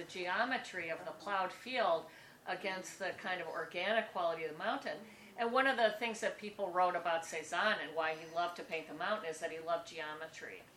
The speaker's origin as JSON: {"language": "English", "town": "Milwaukee", "region": "Wisconsin", "country": "United States", "tie": "born or raised there", "said": "I grew up on in Milwaukee along Lake Michigan"}